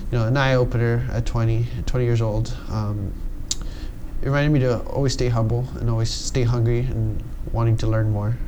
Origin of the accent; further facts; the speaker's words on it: Los Angeles, California, United States; moved away as an adult; now in Lakewood, United States; I was born and raised here in San Pedro